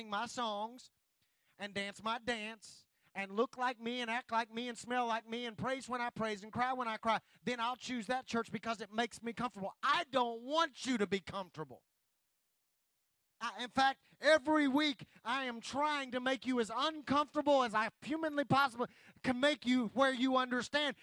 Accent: United States; I'm glad to be an American. I'm glad that God has allowed me to live here.

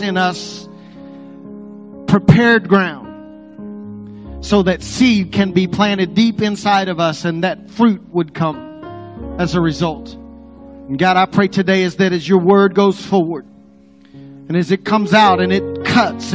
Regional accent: Apache, Oklahoma, United States; now in Texas, United States; I grew up around Apache

